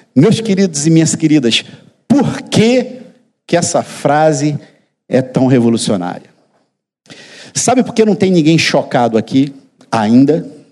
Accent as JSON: {"language": "Portuguese", "region": "interior of Bahia", "country": "Brazil", "tie": "born or raised there", "moved": "yes", "said": "No interior da Bahia, de onde eu venho"}